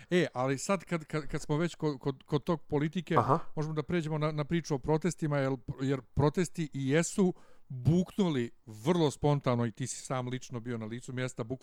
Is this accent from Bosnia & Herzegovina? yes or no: yes; Bosnia & Herzegovina; Pa ja sam iz Bosne